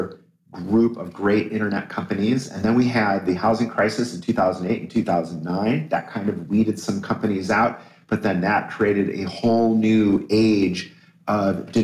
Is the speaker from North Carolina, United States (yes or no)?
no; Toledo, Ohio, United States; I was born in Toledo